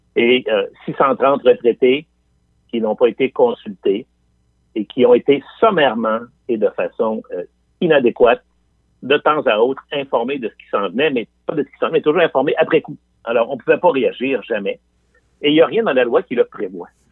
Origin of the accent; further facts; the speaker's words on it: Quebec City, Quebec, Canada; je viens de Limoilou. Je viens de, je viens de ce qu'on appelle Anglopole à trois coins de rue. Et mes, amis de primaire et de secondaire